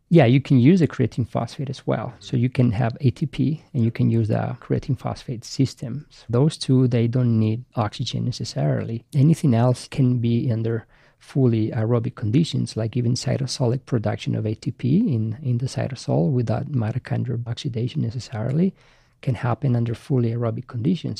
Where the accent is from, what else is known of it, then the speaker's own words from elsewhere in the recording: Basque Country, Spain; English is a second language; moved away as an adult; also born or lived in Madrid; now in United States; I grew up in Spain and I played for Real Madrid at the academy for six years.